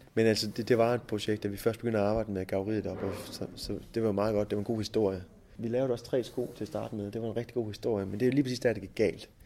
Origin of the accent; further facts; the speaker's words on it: Jutland, Denmark; vi er jo meget jyder herovre.